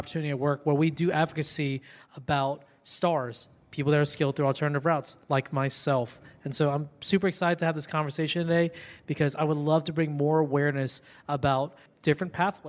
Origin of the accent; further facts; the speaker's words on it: Baton Rouge, Louisiana, United States; I am from Baton Rouge, Louisiana.